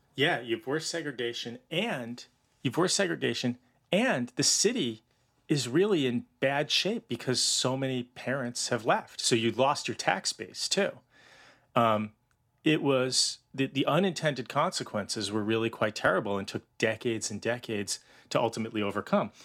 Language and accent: English; outside of Boston, Massachusetts, United States; I grew up outside of Boston